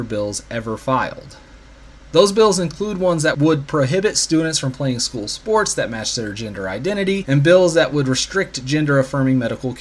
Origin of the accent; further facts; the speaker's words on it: Indiana, United States; my home state of Indiana